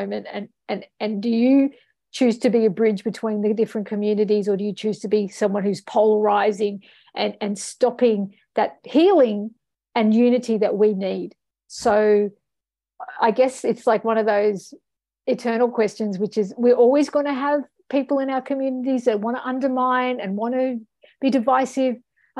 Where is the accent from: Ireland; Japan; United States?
Ireland; born there; I mean, I've got an Egyptian heritage. I represented Australia at the, you know, UN level, and I was born in Ireland, okay? So, like, I'm international.